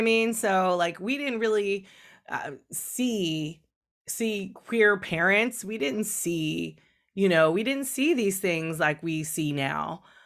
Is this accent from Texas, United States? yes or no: no; California, United States; even though I grew up in California, I grew up in a small town